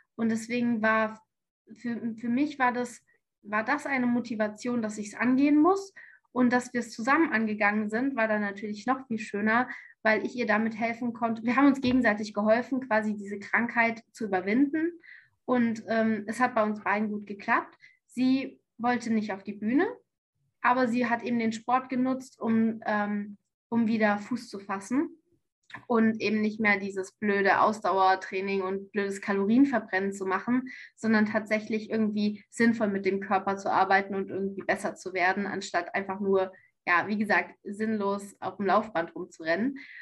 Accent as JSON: {"language": "German", "area": "near Frankfurt", "region": "Hesse", "country": "Germany", "also_born_or_lived": "Canada", "moved": "as an adult", "lives_now": "Tübingen, Germany", "said": "ich komme ursprünglich aus Hessen, aus der Nähe von Frankfurt."}